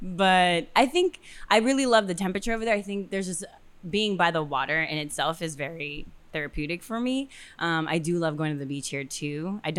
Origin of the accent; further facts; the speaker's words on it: Miami, Florida, United States; I think that there's aspects of growing up in a tropical place that on top of everything else that you said, that is exactly who I am.